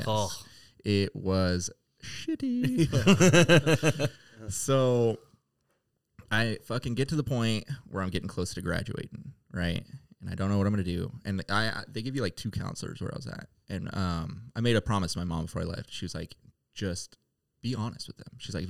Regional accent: Sacramento, California, United States; I was from Sacramento, you know what I mean? You gotta stay blinged out there, you know?

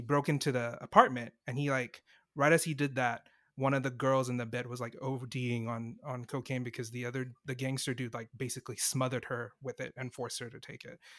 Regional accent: Singapore; being from Singapore

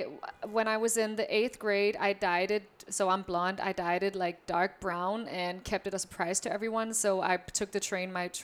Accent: Copenhagen, Capital Region of Denmark, Denmark; born or raised there; moved away; also born or lived in New York / Berlin

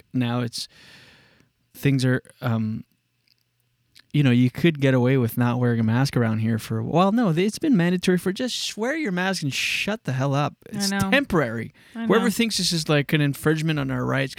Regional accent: Moncton, New Brunswick, Canada; my hometown

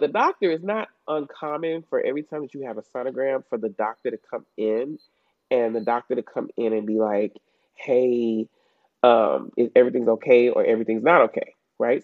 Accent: Chicago, Illinois, United States; moved away; I'm from, like you said, the states, but I'm originally from Chicago, um, Illinois

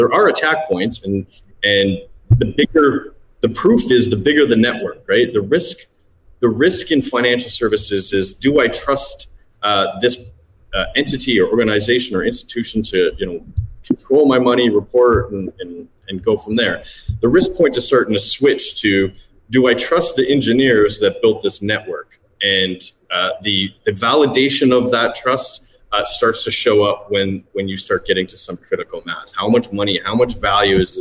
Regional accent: Toronto, Ontario, Canada; now in Cayman Islands; I'm from Toronto

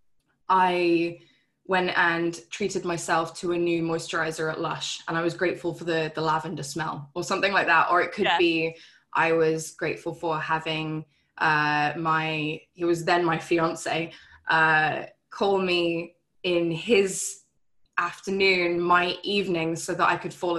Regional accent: England, United Kingdom; When I first met my husband, we were both living in England, and just under a year into our relationship, he moved to Canada and I stayed in the UK

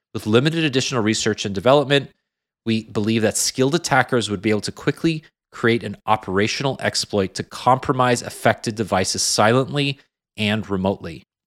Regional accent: Canada; a Canadian

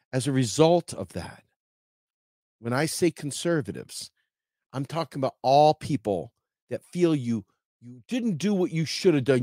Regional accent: Charles County, Maryland, United States; moved away; back home where I grew up in Charles County, Maryland

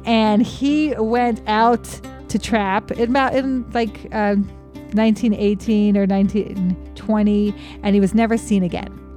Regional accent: Cheyenne, Wyoming, United States; growing up in Cheyenne, this was a probably a yearly stop for your field trips

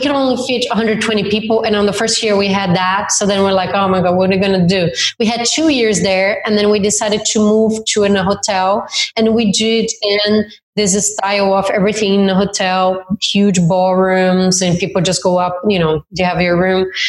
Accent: Campo Mourão, Paraná, Brazil; English is a second language; moved away as an adult; now in Australia; i was from a very small town in the south of brazil my family is still there

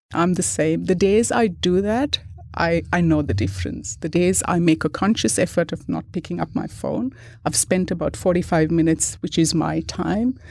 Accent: India; moved away; I grew up in India.

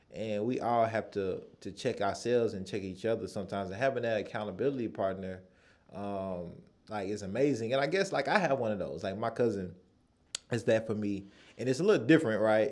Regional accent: United States; I'm from the United States

